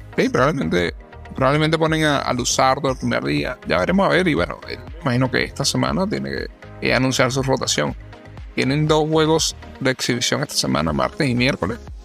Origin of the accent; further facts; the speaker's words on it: Venezuela; now in Orlando, United States; como venezolano